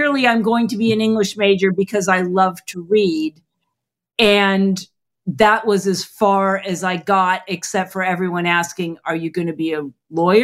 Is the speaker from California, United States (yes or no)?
yes; Los Angeles, California, United States; I was born and raised in Los Angeles